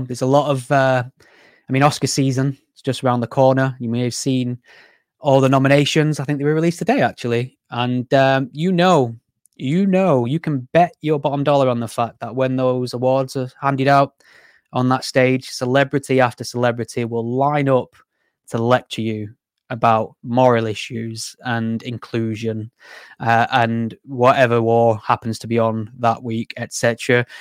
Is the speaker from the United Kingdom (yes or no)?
yes; Greater Manchester, North West England, United Kingdom; I'm from Greater Manchester, so I'm very close to the sort of, you know, hotspot areas